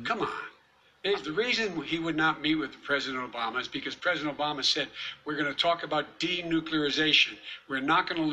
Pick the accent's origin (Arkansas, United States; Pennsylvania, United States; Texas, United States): Pennsylvania, United States; Scranton; moved away; also born or lived in Claymont, Delaware; I grew up in Scranton and Claymont